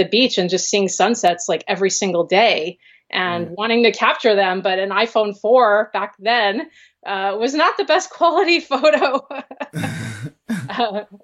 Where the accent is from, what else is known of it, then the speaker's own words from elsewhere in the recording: New York, United States; moved away as an adult; now in Pacifica, United States; I lived in I grew up in New York. I didn't live in the city. I lived in the suburbs